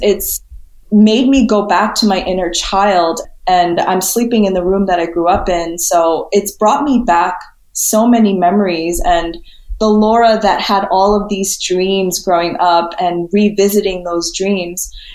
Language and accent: English; New York City, New York, United States; also born or lived in California / Spain / San Diego; I was born in Flushing, Queens, grew up in the city until I was six. And then my parents moved us out to the suburbs just outside New York City.